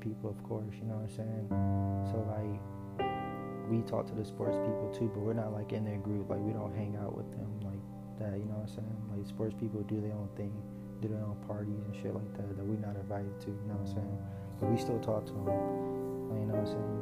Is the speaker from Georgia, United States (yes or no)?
yes; Atlanta, Georgia, United States; moved away; I grew up in Atlanta